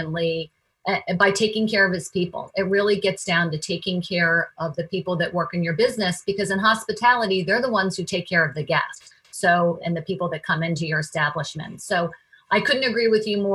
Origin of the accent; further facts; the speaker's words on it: Washington, District of Columbia, United States; I grew up in Washington, D.C.